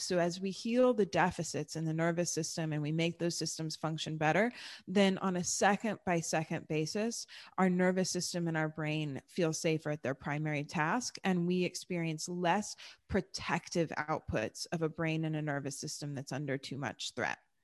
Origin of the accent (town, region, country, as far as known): Texas, United States; born or raised there; also born or lived in Germany